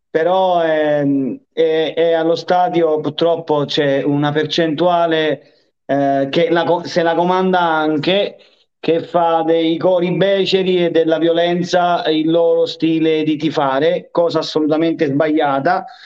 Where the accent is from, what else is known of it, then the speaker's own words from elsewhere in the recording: Naples, Campania, Italy; Però io da napoletano, quando vado a Roma, quando vado a Milano e non vado a fare la partita, a me da napoletano mi ammirano, mi amano, mi vogliono bene, dicono che noi napoletani abbiamo una marcia in più